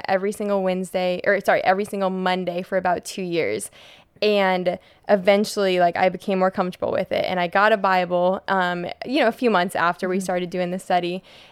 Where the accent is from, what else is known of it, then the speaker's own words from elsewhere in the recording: Colorado, United States; now in Pensacola, United States; I grew up in Colorado.